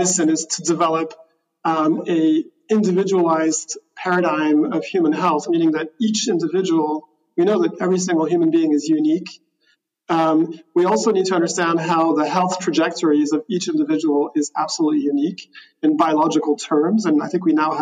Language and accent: English; Switzerland; I grew up in Switzerland